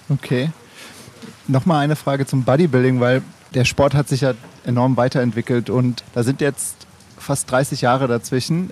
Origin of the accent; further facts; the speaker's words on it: Cologne, North Rhine-Westphalia, Germany; Ich komme ja aus Köln